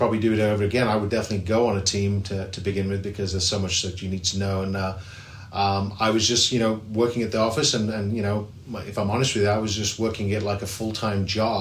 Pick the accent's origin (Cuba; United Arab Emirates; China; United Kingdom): United Kingdom; England; moved away as an adult; also born or lived in Liverpool; now in South Carolina, United States; I grew up in England